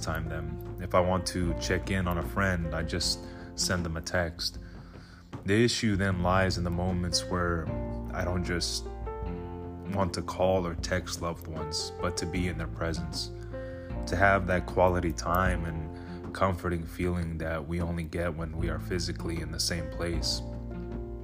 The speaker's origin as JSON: {"language": "English", "area": "the Bay Area", "region": "California", "country": "United States", "tie": "born or raised there", "said": "I grew up in the Bay Area, born and raised"}